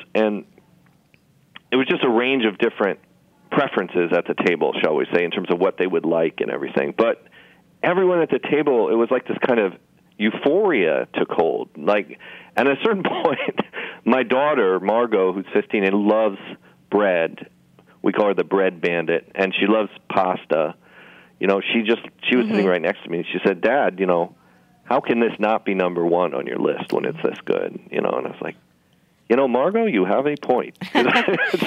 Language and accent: English; Los Angeles, California, United States; now in New York, United States; I grew up in Los Angeles.